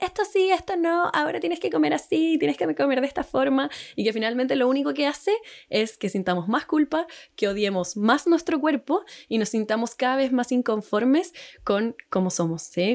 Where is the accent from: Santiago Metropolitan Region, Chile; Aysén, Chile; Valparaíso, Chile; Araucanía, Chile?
Santiago Metropolitan Region, Chile; Santiago; moved away as an adult; now in Puerto Varas, Chile; soy de Santiago toda la vida, pero nos vinimos acá a Puerto Varas